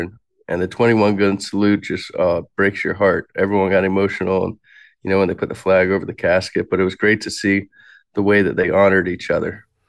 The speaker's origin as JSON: {"language": "English", "town": "Alexandria", "region": "Virginia", "country": "United States", "tie": "born or raised there", "moved": "yes", "said": "I was born in Alexandria, Virginia, in nineteen eighty-seven"}